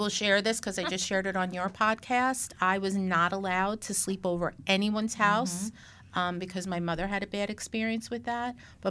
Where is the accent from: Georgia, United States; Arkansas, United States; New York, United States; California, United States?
New York, United States; New York City; moved away; I grew up in Brooklyn